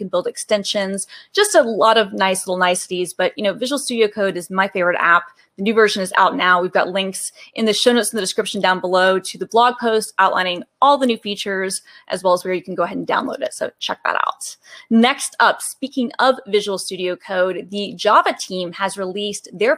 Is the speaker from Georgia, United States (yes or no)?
yes; Atlanta, Georgia, United States; now in Seattle, United States; born and raised in Atlanta, Georgia